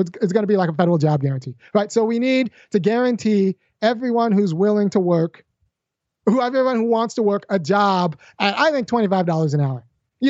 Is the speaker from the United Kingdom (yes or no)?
no; California, United States; now in Athens, United States; I say this because I'm from California, but I can't afford to move back. I've been priced out of my home state. I'm in Athens, Georgia, where black people can live.